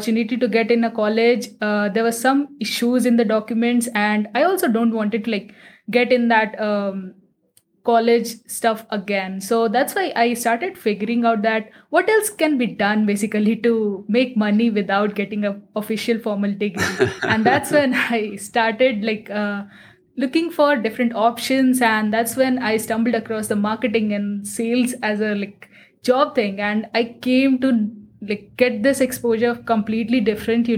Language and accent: English; Patna, Bihar, India; I am sitting in my hometown that is situated in Patna